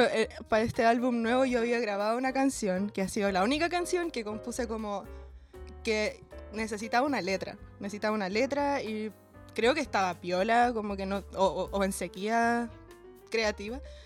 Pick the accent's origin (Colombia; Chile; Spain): Chile; Talcahuano, Biobío; moved away as an adult; also born or lived in Chiguayante; now in Santiago, Chile; yo soy de Talcahuano ¿no? Viví en Chihuayante igual como en mi adolescencia, que es una ciudad bastante cerca de Talcahuano, donde llovía caleta cuando era chica